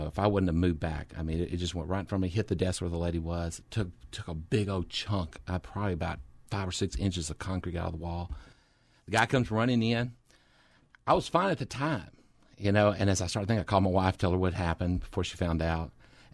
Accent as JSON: {"language": "English", "town": "Orange", "region": "Texas", "country": "United States", "tie": "born or raised there", "said": "Well, I grew up in Southeast Texas and a little church. Called Orangeville Christian Church. Basically, I grew up in the church all my life. While we were there, while we lived in Orange"}